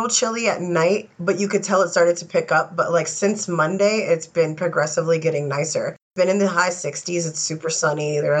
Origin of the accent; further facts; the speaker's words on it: New York, United States; moved away; I'm such a New Yorker.